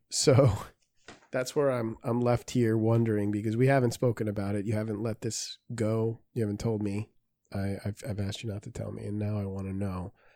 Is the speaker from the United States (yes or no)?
no; Peru; I'm Peruvian